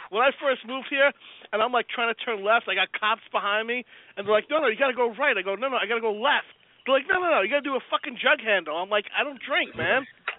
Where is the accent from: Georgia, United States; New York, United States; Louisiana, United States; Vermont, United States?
New York, United States; New York City; now in New Jersey, United States; I grew up in Brooklyn, so living now in Jersey is a weird thing.